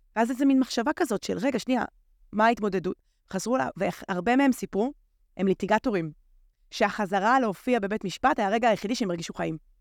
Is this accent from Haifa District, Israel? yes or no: yes; Haifa, Haifa District, Israel; אני פשוט גדלתי בחיפה, זה מקום יקר לליבי מאוד